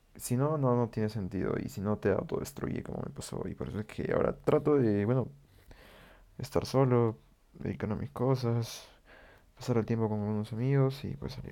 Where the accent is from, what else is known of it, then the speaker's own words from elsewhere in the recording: Peru; yo vivo en Perú y pues en mi país estamos